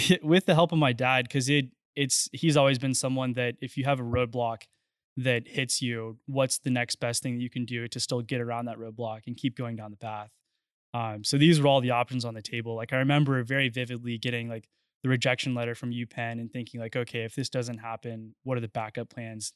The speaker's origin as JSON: {"language": "English", "town": "Friendswood", "region": "Texas", "country": "United States", "tie": "born or raised there", "said": "I grew up in Friendswood, which is just south of Houston"}